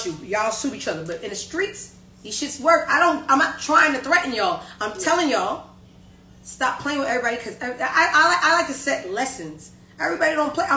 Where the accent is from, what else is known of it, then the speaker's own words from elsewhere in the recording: New York City, New York, United States; I'm from Brownsville, Brooklyn.